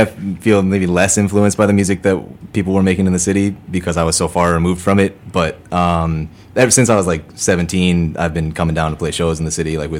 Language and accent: English; Gurnee, Illinois, United States; moved away as an adult; now in Chicago, United States; I grew up in the north suburbs, so I grew up in Gurnee, and I just moved down here like a year ago, maybe now.